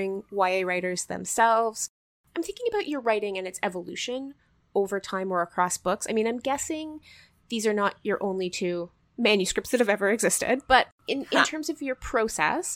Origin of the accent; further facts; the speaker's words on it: Canada; as Canadian readers